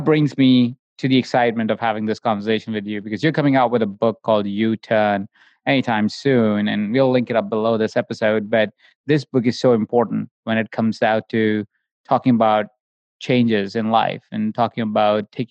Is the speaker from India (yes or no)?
yes; India; when I grew up as well in India